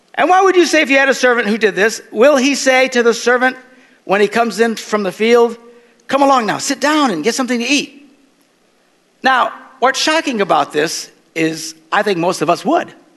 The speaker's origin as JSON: {"language": "English", "country": "United States", "said": "I'm an American"}